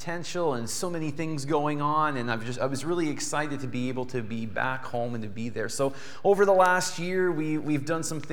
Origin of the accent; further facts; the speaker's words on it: Yarmouth, Nova Scotia, Canada; moved away as an adult; also born or lived in Essex; Yarmouth is where I grew up. That's my hometown